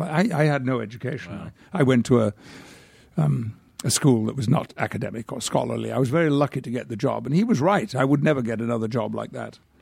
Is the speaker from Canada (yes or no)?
no; United Kingdom; now in United States; I could retain my British passport, but I do have a very strong feeling about being British